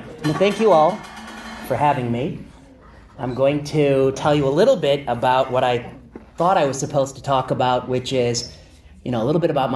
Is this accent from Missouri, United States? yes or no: no; La Porte, Indiana, United States; moved away as an adult; also born or lived in Michigan; now in San Francisco, United States; I'm from the Midwest. People always say, where are you from? I say outside Chicago, but it's kind of a ways outside. LaPorte, Indiana